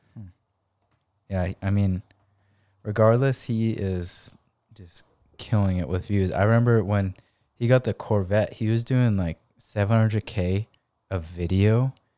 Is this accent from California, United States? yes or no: yes; San Diego, California, United States; in La Jolla and just, like, my hometown